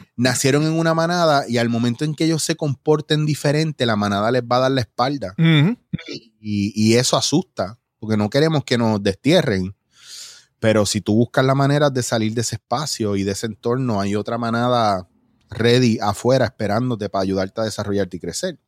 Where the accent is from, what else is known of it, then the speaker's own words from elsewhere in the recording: Mayagüez, Puerto Rico; also born or lived in New York / Ponce / Cabo Rojo / San Germán; cuando yo vengo de Nueva York, bien chiquitito, yo me crio en Ponce. Y fue cuando entré a primero, primero, segundo grado, que entonces ya estaba en Mayagüez